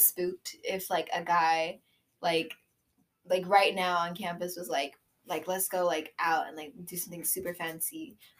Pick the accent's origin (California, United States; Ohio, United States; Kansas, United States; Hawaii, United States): California, United States; moved away as an adult; I am from California.